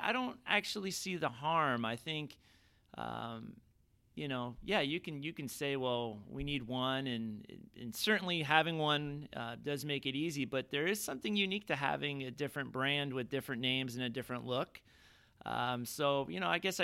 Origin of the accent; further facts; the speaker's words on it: Southern Orange County, California, United States; I grew up in Southern Orange County